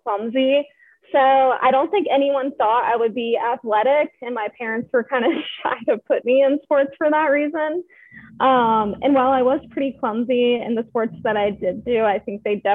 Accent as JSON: {"language": "English", "region": "Maryland", "country": "United States", "also_born_or_lived": "South Carolina", "moved": "yes", "said": "I'm from Maryland"}